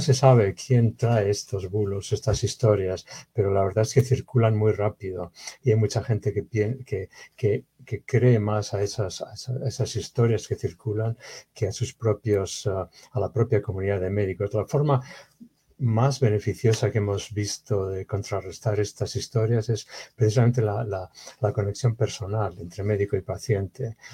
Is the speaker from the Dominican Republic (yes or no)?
no; Bilbao, Basque Country, Spain; moved away; De España, de la nací en Bilbao, en el norte de España.